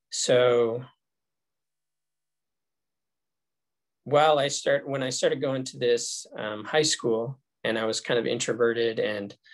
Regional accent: Colorado, United States; born or raised there; also born or lived in Los Angeles, California

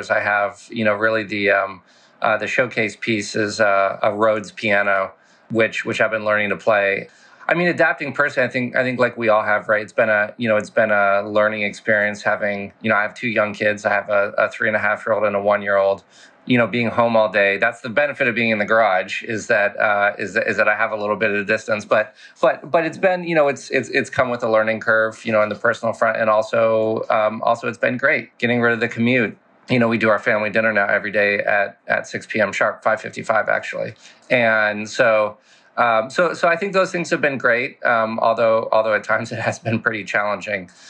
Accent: Casablanca, Casablanca-Settat, Morocco; also born or lived in France / Paris; as you mentioned, I was born in France. Um, I lived there for seven years before our family moved to Morocco to Casablanca. Uh, so went from Paris to Casablanca. Lived there for eleven years.

